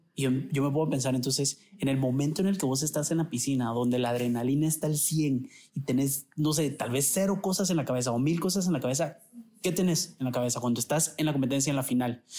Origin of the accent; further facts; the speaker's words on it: Guatemala; nos sentimos guatemaltecos por donde venimos, por nuestra familia